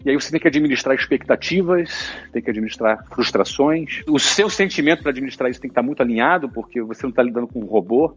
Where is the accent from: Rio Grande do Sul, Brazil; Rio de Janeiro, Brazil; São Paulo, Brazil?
Rio de Janeiro, Brazil; como bom brasileiro e carioca